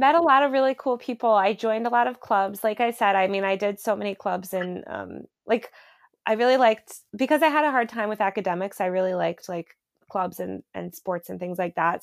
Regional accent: United States; now in New York, United States; I grew up outside New York

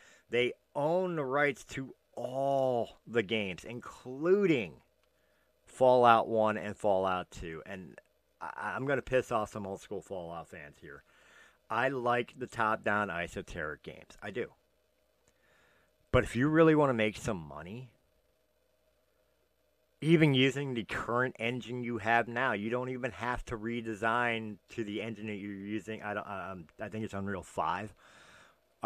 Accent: Philadelphia, Pennsylvania, United States; Of course, I'm from Philadelphia

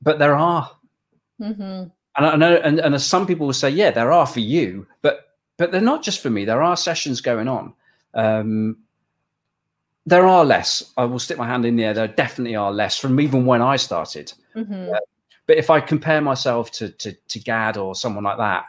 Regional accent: England, United Kingdom; Even though I'm English

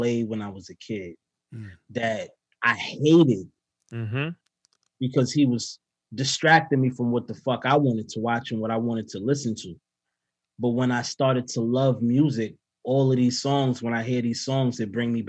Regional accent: New York City, New York, United States; I started to get into my hometown

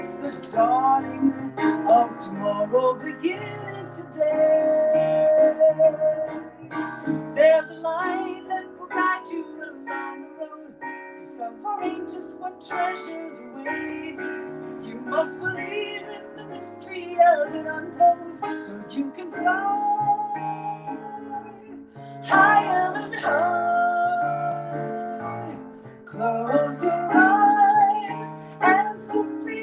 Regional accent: Toronto, Ontario, Canada; I grew up in Toronto, and in a very musical family

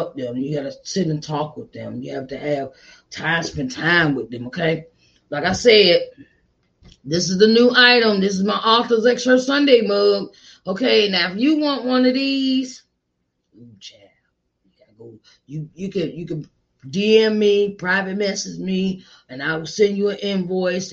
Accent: Virginia, United States; my home state in Virginia

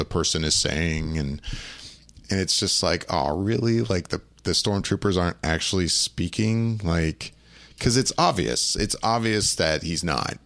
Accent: Orlando, Florida, United States; I grew up in Orlando

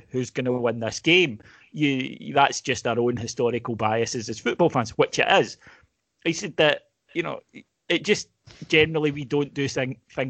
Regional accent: Scotland, United Kingdom; we're Scottish

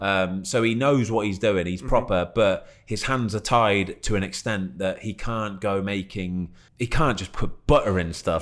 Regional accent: Leamington Spa, West Midlands, United Kingdom; I was born in Leamington, which is probably what 15, 20 minutes away

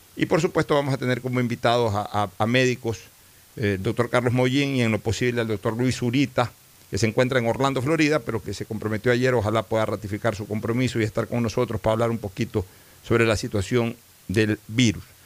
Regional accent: Ecuador; como ecuatoriano

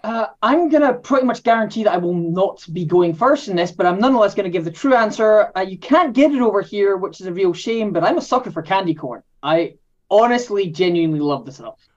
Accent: Scotland, United Kingdom; If the accent doesn't give it away, I am from Scotland

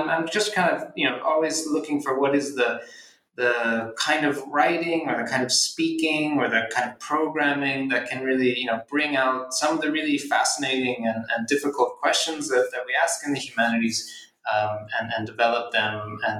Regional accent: Philadelphia, Pennsylvania, United States; I'm from Philadelphia, and so I kind of wanted to have an adult relationship to the city I grew up

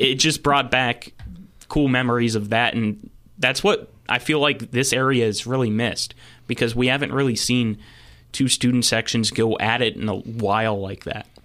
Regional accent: Berkeley Springs, West Virginia, United States; I'm from Berkeley Springs, went there

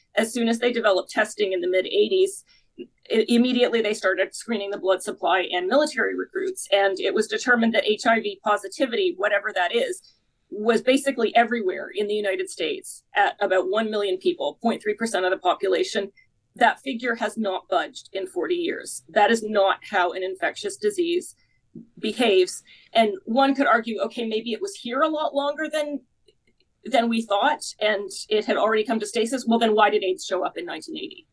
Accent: Canada; I'm Canadian myself

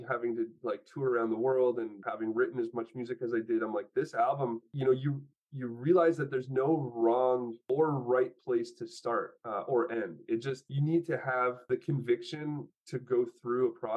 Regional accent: Canada; also born or lived in Poland; now in Los Angeles, United States; I'm Polish and I'm Canadian, and you know, now I'm living in Los Angeles

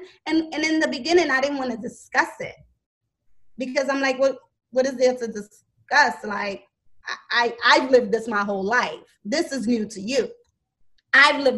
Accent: New York, United States; I'm from New York.

